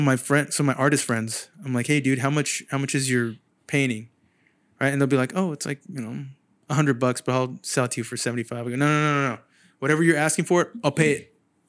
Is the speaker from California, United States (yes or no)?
yes; San Jose, California, United States; moved away as an adult; now in Sacramento, United States; Yeah, I'm from San Jose originally.